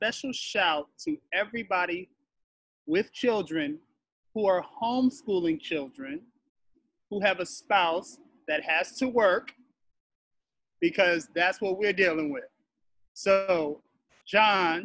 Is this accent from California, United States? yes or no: yes; Los Angeles, California, United States; also born or lived in Culver City / Altadena / Pasadena; I was born in Culver City, raised in Los Angeles and Altadena and Pasadena